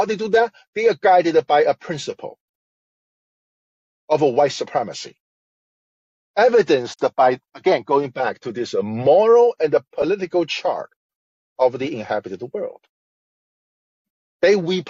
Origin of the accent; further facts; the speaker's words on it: Shanghai, China; I'm from Shanghai, China, the smartest place.